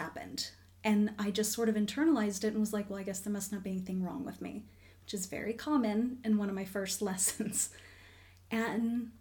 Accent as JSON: {"language": "English", "town": "Orlando", "region": "Florida", "country": "United States", "tie": "born or raised there", "said": "I grew up in Florida. I grew up in Orlando."}